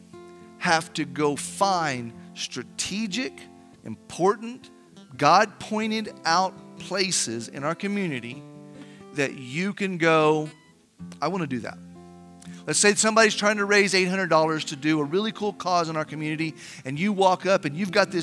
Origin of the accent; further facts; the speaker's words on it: Artesia, United States; The church I grew up in Artesia